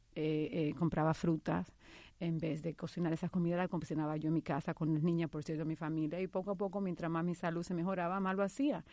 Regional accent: Dominican Republic; moved away as an adult; also born or lived in New York; now in United States; hace 16 años cuando inmigré de la República Dominicana a Nueva York

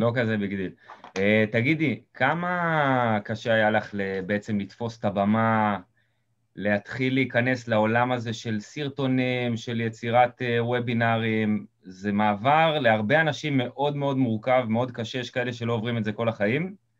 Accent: Eilot, Southern District, Israel; אני מקיבוץ אילות במקור

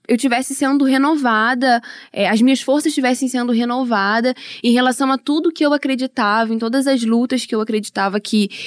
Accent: Itaboraí, Rio de Janeiro, Brazil; Sou de Itaboraí, faço letras na UERJ

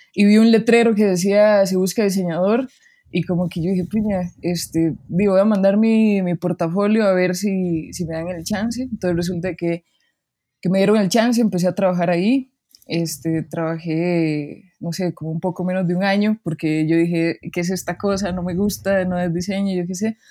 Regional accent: Barva, Heredia, Costa Rica; moved away as an adult; now in Mexico City, Mexico; soy de Barba Heredia

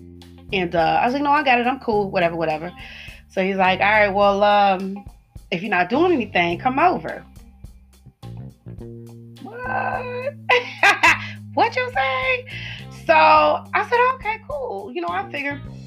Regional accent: the South, United States; I am from the South

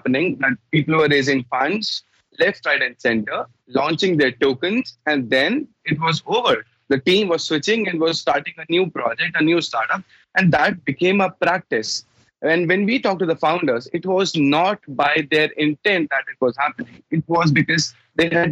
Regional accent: India; I'm from India

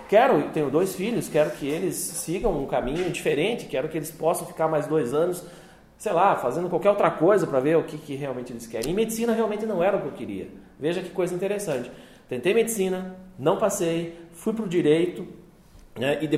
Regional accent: Jaguariaíva, Paraná, Brazil; also born or lived in Arapoti, Paraná / Curitiba, Paraná; De lá eu mudei para uma outra cidadezinha vizinha, 20 quilômetros, chamada Jaguariaíva

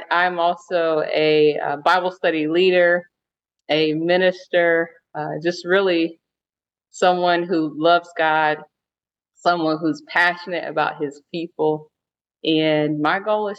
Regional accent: Raleigh, North Carolina, United States; I am from Raleigh, North Carolina

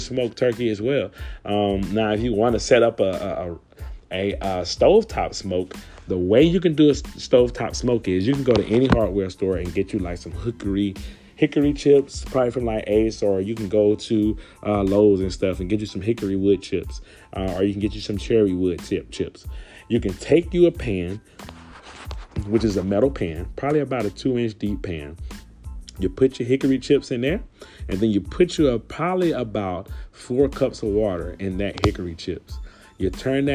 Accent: Louisiana, United States; Louisiana, we are the gumbo pot

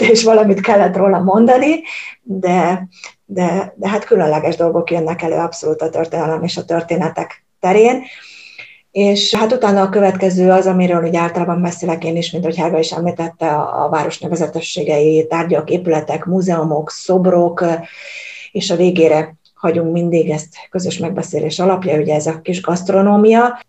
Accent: Hungary; now in Germany; én Magyarországról jövök, és Magyarországon tanultunk a német történelemről

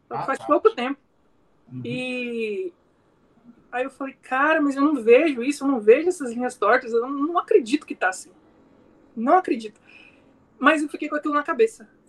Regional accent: Rondonópolis, Mato Grosso, Brazil; Eu sou nascido aqui na, em Rondonópolis, né? Na cidade de Rondonópolis. E sempre vivi em fazenda, fui criado em fazenda.

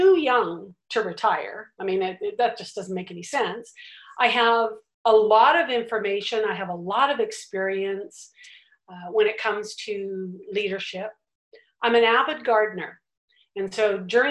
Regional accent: Richmond, British Columbia, Canada; born and raised in Richmond, British Columbia

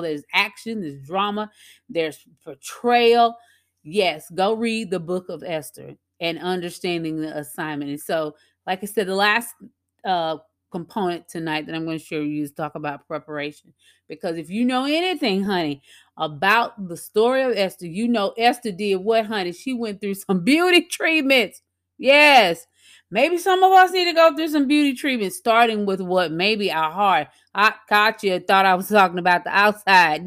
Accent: Louisiana, United States; at a local cafe here in my hometown in Louisiana

